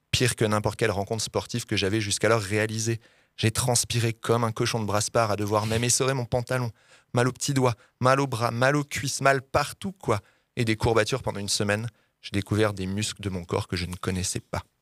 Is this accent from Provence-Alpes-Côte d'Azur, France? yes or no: no; Grand Est, France; born there; moi je suis né dans la Meuse en plus